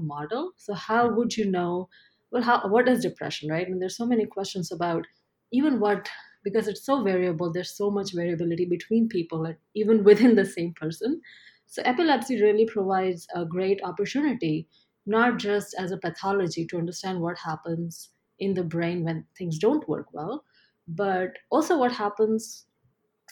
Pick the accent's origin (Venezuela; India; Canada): India; Ahmedabad, Gujarat; moved away as an adult; now in New York, United States; I grew up in a city called Ahmedabad, which is in the western part of the country.